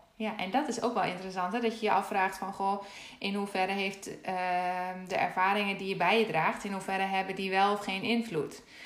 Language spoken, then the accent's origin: Dutch; Netherlands; ik weet alleen hoe het is om, om Nederlandse te zijn